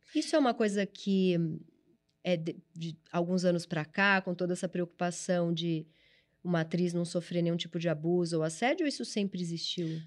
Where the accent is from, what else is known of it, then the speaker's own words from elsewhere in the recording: São Paulo, Brazil; É, eu sou da ZL também, eu nasci no Tatuapé